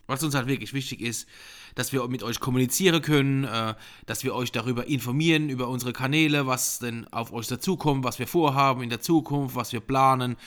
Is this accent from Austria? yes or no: no; Ruppertsberg, Rhineland-Palatinate, Germany; ich bin ein richtiger Pelzerbu. Ursprünglich komme ich schon aus Rubertsberg von der Mittelhart